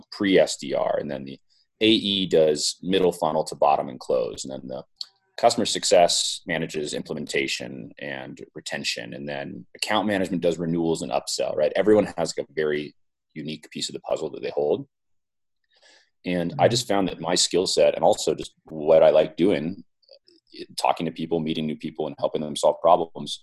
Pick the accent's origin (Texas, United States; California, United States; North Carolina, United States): California, United States; Silicon Valley; I grew up in the Silicon Valley